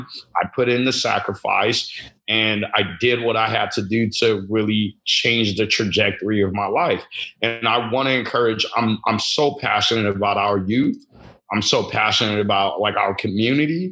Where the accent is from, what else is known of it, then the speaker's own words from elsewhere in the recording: Chicago, Illinois, United States; also born or lived in Lagos, Nigeria; Yeah, I came from Lagos, Nigeria. I moved to Chicago, Illinois at the age of 5